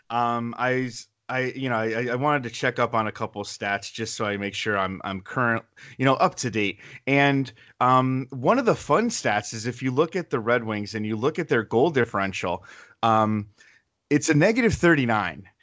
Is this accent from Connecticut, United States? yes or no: yes; Connecticut, United States; I grew up in Connecticut.